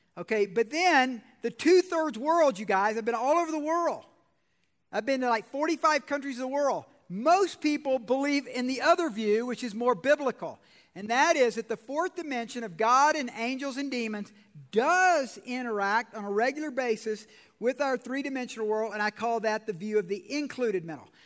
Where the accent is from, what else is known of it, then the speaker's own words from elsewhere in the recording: Georgia, United States; I'm from Georgia